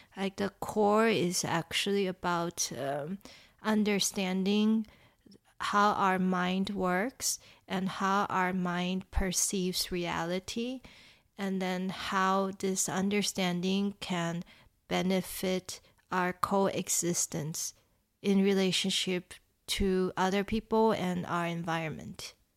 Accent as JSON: {"language": "English", "country": "Taiwan", "tie": "born or raised there", "moved": "yes", "said": "I grew up in Taiwan"}